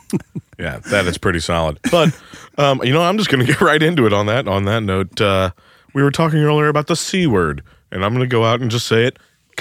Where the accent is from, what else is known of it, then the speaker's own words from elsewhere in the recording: St. Charles, Missouri, United States; oh, yeah, from St. Charles.